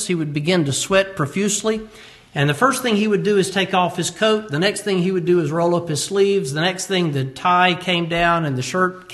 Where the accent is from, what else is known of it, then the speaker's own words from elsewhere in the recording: United States; As American believers